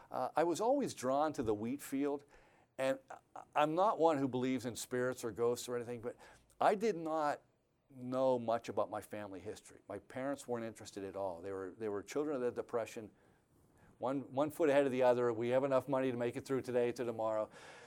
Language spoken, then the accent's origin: English; Pittsburgh, Pennsylvania, United States; I grew up in Pittsburgh.